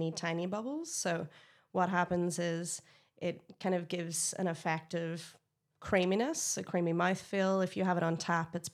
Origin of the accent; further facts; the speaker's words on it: Ireland; I, as an Irish person, I love Jameson.